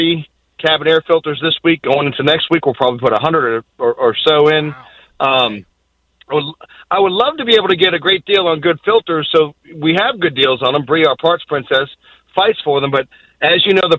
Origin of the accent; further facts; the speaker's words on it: Boston, Massachusetts, United States; I'm from Boston